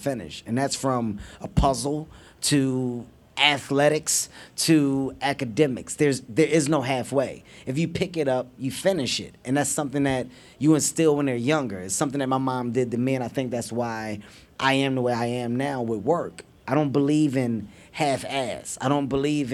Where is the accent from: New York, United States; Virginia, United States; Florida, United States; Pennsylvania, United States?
Pennsylvania, United States; Philadelphia; I'm a city guy. I grew up in North Philadelphia.